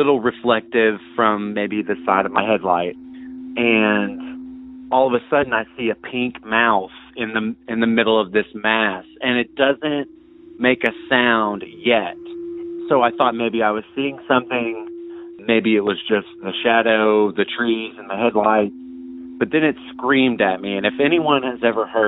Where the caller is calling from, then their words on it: Arkansas, United States; I'm calling from the Ozarks